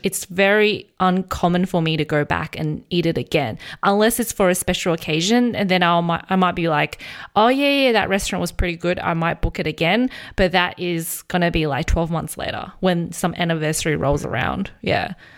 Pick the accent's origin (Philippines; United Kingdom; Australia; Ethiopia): Australia; I grew up in Australia